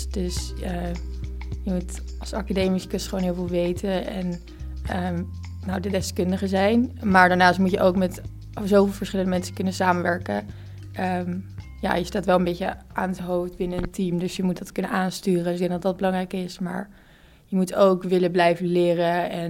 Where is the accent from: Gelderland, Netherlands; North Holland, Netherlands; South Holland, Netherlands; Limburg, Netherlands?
North Holland, Netherlands; Amsterdam; ik ben 19 jaar, eh, Ik kom ook uit Amsterdam